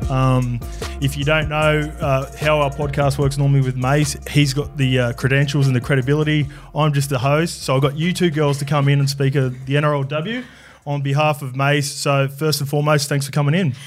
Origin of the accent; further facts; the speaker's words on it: New South Wales, Australia; also born or lived in New Zealand; I'm Kiwi, but I grew up in New South Wales